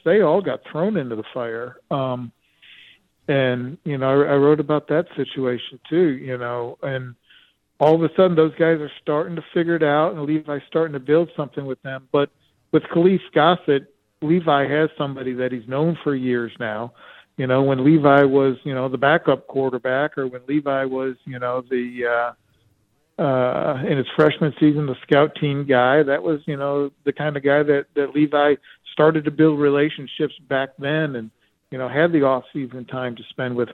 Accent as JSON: {"language": "English", "region": "Utah", "country": "United States", "moved": "yes", "said": "I'm from Utah"}